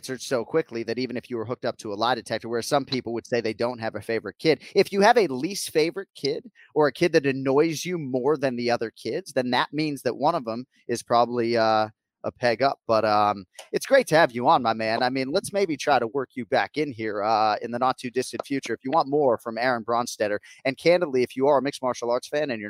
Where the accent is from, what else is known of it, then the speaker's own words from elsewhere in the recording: Natick, Massachusetts, United States; also born or lived in Boston, Massachusetts; I'm from the Metro West area, but my birth certificate says Boston, Massachusetts